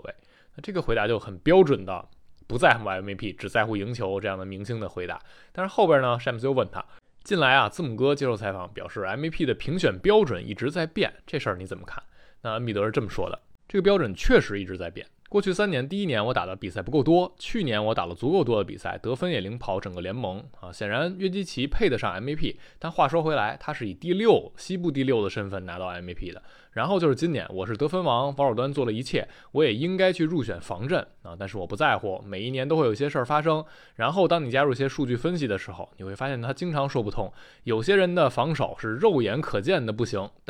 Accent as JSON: {"language": "Chinese", "region": "Taichung", "country": "Taiwan"}